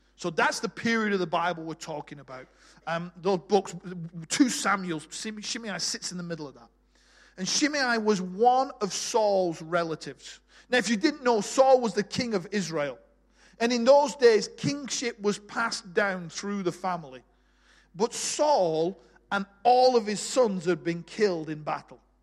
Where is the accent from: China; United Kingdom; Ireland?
United Kingdom; Bolton, North West England; moved away as an adult; I was born in Bolton, just north of Manchester. Uh, left there at 18